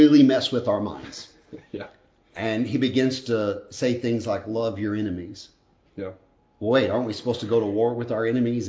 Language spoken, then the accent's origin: English; United States; I'm an American.